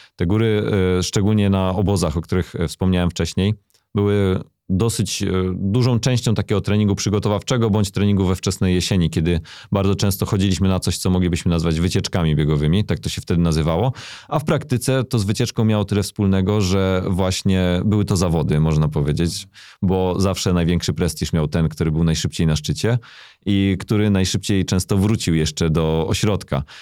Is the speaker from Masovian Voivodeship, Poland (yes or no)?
no; near Bochnia, Lesser Poland, Poland; To wtedy było gimnazjum w mojej małej miejscowości, z której pochodzę. Pochodzę z okolic Bochni